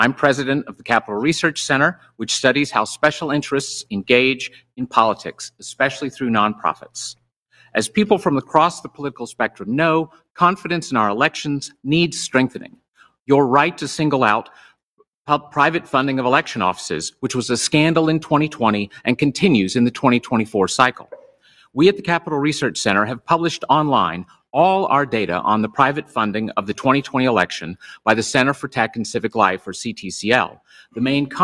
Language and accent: English; Virginia, United States; my home state of Virginia